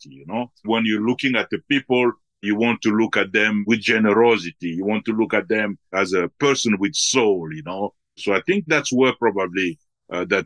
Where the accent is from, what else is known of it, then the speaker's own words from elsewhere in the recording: DR Congo; also born or lived in Belgium; I was born in the Congo and then we live partly in Belgium and then in the Congo. And then uh, from there, uh, even within Africa, we have traveled in some places.